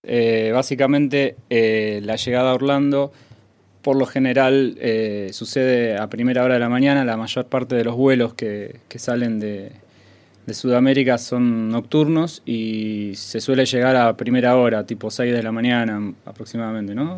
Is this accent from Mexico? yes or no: no; Argentina; Nosotros, que somos argentinos